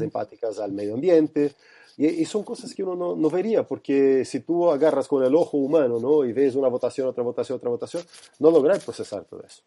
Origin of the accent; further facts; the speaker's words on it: Brazil; now in Chile; yo soy brasileño